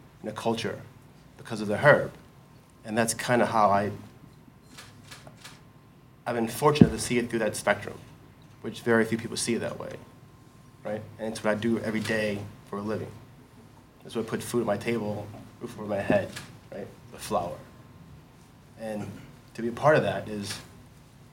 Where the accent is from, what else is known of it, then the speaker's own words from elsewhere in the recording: Southern Maryland, United States; I'm from Southern Maryland. I grew up farming tobacco as a youth